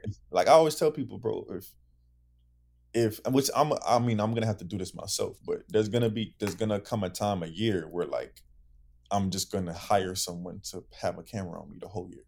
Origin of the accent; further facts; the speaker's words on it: Broward, Florida, United States; I'm from Broward